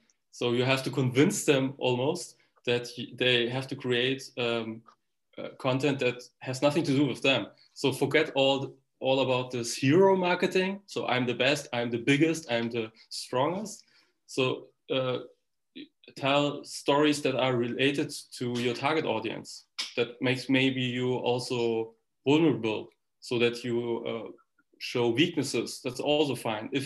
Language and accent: English; Germany; I'm born and raised in Germany